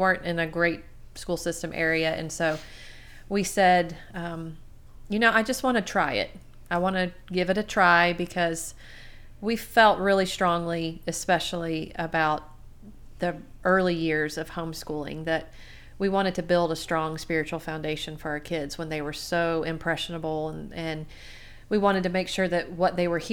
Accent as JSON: {"language": "English", "town": "Garden City", "region": "Georgia", "country": "United States", "tie": "born or raised there", "also_born_or_lived": "South Carolina / Tennessee", "said": "I grew up in Garden City, big old Garden City, Georgia."}